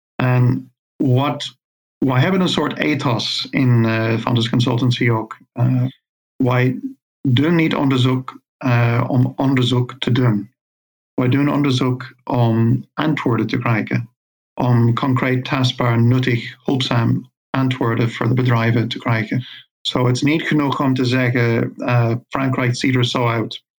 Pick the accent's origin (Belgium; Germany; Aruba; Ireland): Ireland; moved away as an adult; now in Veldhoven, Netherlands; ik kom oorspronkelijk uit Ierland, maar ik woon in Nederland nu 25 jaar